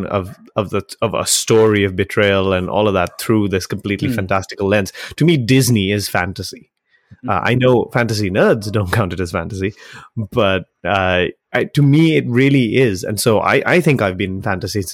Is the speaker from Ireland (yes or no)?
no; Sri Lanka; moved away; growing up in Sri Lanka